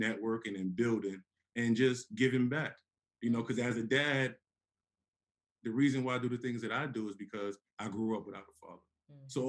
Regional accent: New York City, New York, United States; moved away; I'm from Harlem

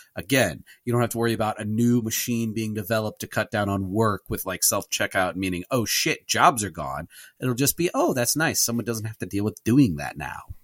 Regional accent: United States; as an American Catholic

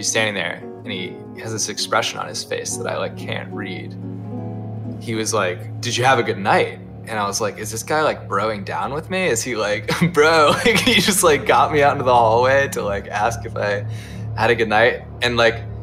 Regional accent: Ohio, United States; I'm from Ohio

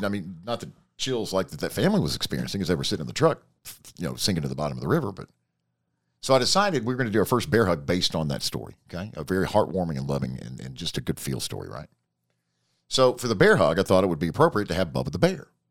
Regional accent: Atlanta, Georgia, United States; growing up in Atlanta

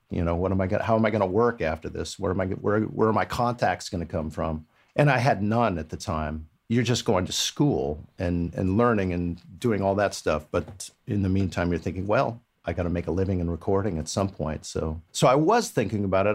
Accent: Palo Alto, California, United States; I actually grew up in Palo Alto. I'm a I'm a native, so I grew up down in the area

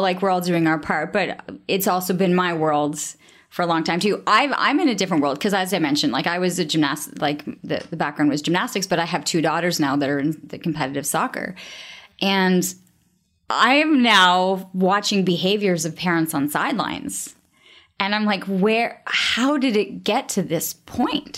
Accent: Canada; I'm Canadian

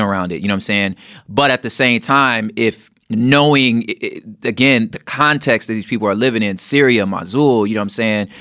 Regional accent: Los Angeles, California, United States; growing up in Los Angeles

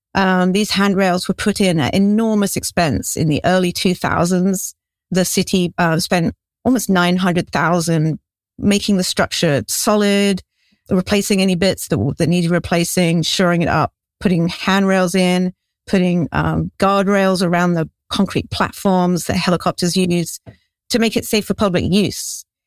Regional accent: England, United Kingdom; moved away as an adult; also born or lived in Haiku Valley, Oahu, Hawaii; now in Oahu, United States; as you might be able to tell from my accent, I'm actually English. I grew up on a small farm in England, and I moved to Hawaii about twenty years ago

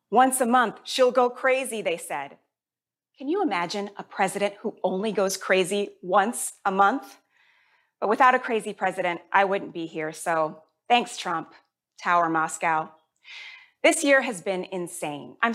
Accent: Jamaica; born there; I was born in Jamaica. My whole family is Jamaican, and they always give me a hard time for being the least Jamaican member of the family.

